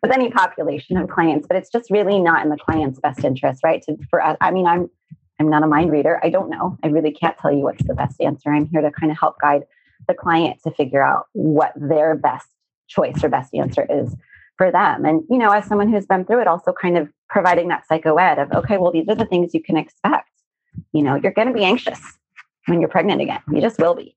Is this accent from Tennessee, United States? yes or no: no; Arizona, United States; I grew up in Arizona and surrounded by a lot of saguaro cacti